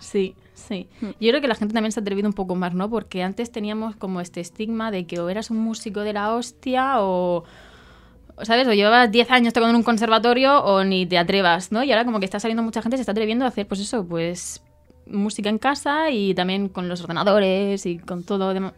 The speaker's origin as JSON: {"language": "Spanish", "region": "Region of Murcia", "country": "Spain", "said": "yo soy murciana"}